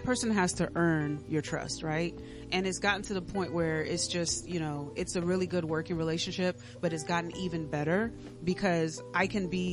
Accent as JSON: {"language": "English", "country": "Dominica", "moved": "yes", "said": "I'm originally from the Commonwealth of Dominica, so I'm Creole."}